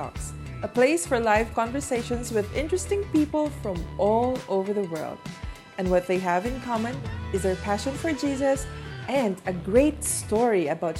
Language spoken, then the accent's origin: English; Philippines; I'm from the Philippines too